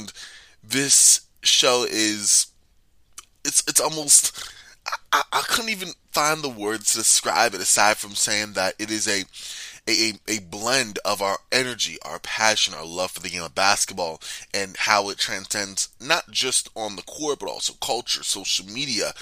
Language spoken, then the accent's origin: English; New York, United States; now in Arizona, United States; I'm a native New Yorker